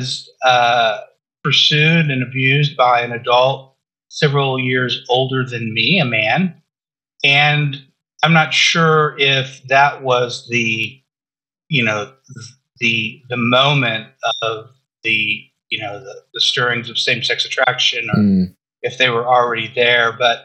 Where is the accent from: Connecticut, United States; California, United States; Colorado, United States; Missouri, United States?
California, United States; Southern; I grew up in Southern California